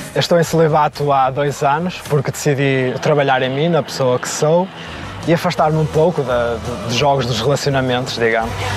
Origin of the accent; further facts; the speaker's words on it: Barcelos, Norte, Portugal; tenho 50 anos, venho de Barcelos